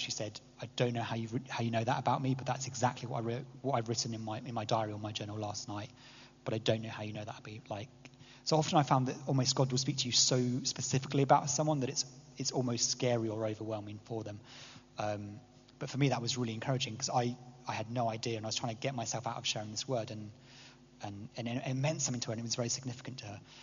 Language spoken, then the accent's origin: English; England, United Kingdom; as an English person